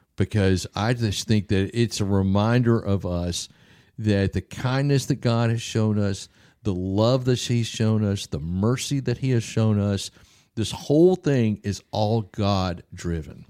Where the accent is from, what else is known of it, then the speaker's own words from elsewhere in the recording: the South, United States; I'm from the South